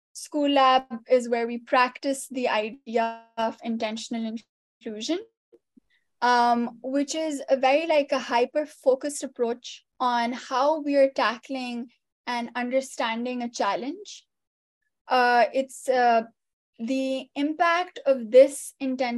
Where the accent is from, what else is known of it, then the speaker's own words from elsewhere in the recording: Pakistan; moved away as an adult; now in United States; I'm an immigrant from Pakistan, right? And I just moved here 7 years ago